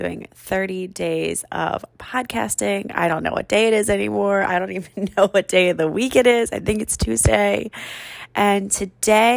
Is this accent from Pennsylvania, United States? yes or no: yes; Philadelphia, Pennsylvania, United States; accent: trashy; moved away as an adult; now in Phoenix, United States; I'm from Philadelphia. I grew up on the East Coast. If you can't tell by the hints of a trashy accent that come out